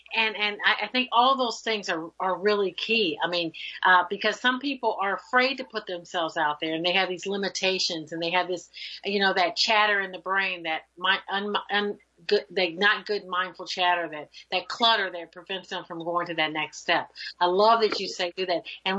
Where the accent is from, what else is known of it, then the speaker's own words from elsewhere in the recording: Indiana, United States; I'm your neighbor.